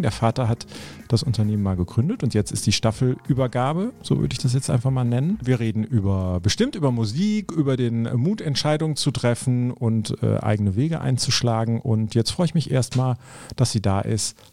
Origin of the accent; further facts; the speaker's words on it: Cologne, North Rhine-Westphalia, Germany; also born or lived in Eifel; ich bin ja Kölner